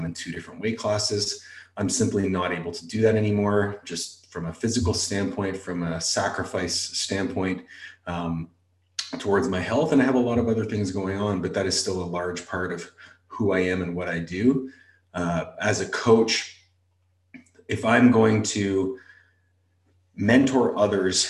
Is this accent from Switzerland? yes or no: no; Canada; moved away as an adult; also born or lived in Florida; I came down as this, you know, husky white kid, 5'9", from Canada with a weird accent